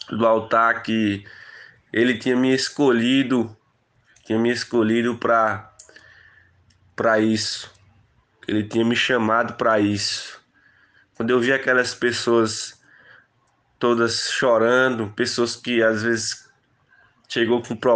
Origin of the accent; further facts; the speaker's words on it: Barra do Tarrachil, Bahia, Brazil; now in Petrolina, Brazil; vim de Barra do Tarraxil em direção à Petrolina, fiz o seminário teológica